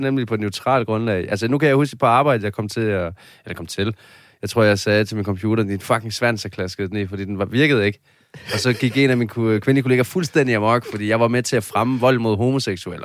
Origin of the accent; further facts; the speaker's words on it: Padborg, Southern Denmark, Denmark; moved away as an adult; now in Copenhagen, Denmark; hvor jeg kommer fra, var der intet. Jeg kommer fra Padborg jo